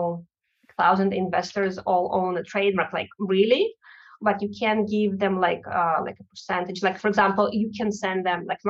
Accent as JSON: {"language": "English", "country": "Russia", "tie": "born or raised there", "second_language": "English", "moved": "yes", "said": "it's my home country"}